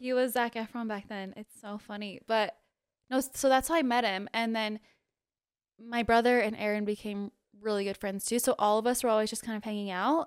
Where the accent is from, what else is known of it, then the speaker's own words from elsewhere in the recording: Utah, United States; also born or lived in Guam; we moved to Utah when I was, like, six. And then I've lived here ever since.